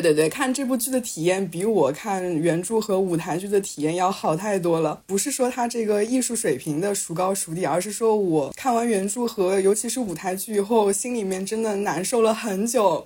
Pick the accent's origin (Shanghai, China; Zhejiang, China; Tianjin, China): Shanghai, China; 我们上海人